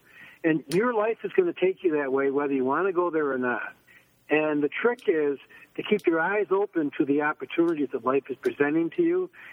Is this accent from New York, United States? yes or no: yes; Syracuse, New York, United States; I was born and raised in Syracuse, New York, which is in upstate New York